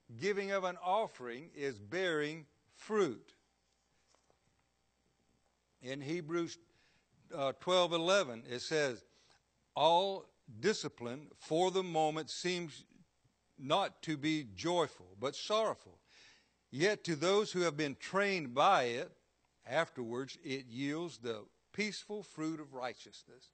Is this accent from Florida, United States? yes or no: yes; Florida, United States; I was born and raised here in Florida